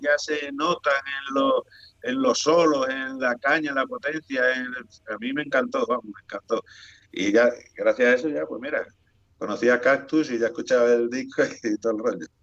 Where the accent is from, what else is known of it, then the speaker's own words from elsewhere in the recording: Spain; accent: Spanish; qué acento le vamos a poner si somos acento español